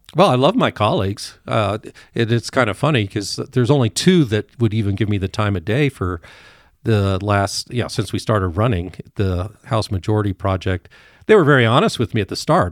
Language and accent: English; Evergreen, Colorado, United States; also born or lived in Douglas County, Colorado; I grew up in Evergreen